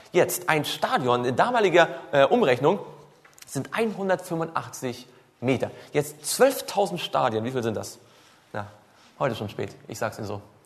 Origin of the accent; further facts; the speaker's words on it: Swabia, Baden-Württemberg, Germany; Ich komme ja aus, aus, aus dem Schwabenländle